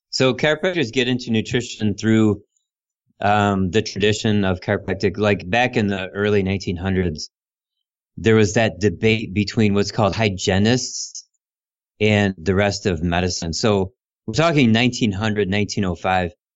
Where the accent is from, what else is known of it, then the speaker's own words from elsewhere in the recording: Ohio, United States; moved away as an adult; also born or lived in Illinois / Ann Arbor, Michigan; I moved from Illinois back to Ohio, mm-hmm. and I lived with my sister